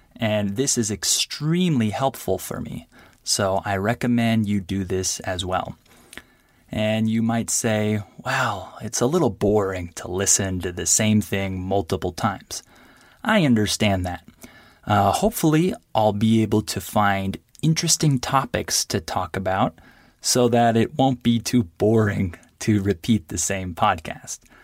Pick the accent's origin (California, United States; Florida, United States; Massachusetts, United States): California, United States; first language English; I'm from California